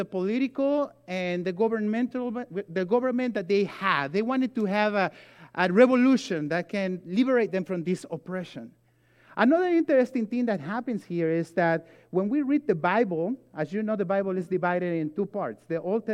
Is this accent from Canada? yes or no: no; Mexico; moved away; I grew up in Mexico